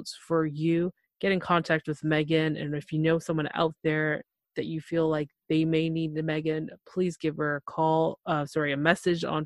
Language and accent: English; Toronto, Ontario, Canada; I'm from Toronto, Canada